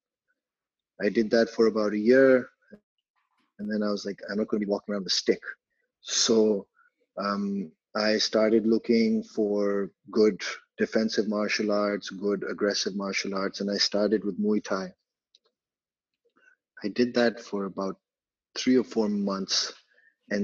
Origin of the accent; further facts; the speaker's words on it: Karachi, Sindh, Pakistan; also born or lived in United Kingdom; I was born and raised in Karachi, Pakistan. I've lived here my whole life.